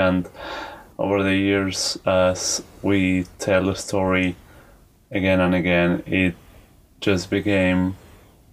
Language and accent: English; Argentina; I am from Argentina